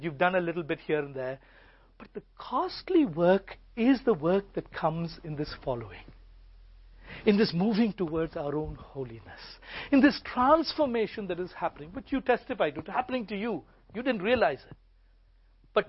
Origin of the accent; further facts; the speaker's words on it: India; I grew up in India. I grew up with this.